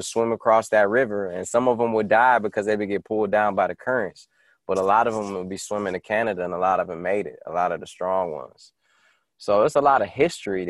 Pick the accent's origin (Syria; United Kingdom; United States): United States; Detroit, Michigan; moved away; I grew up on North Line between 6 Mile and Curtis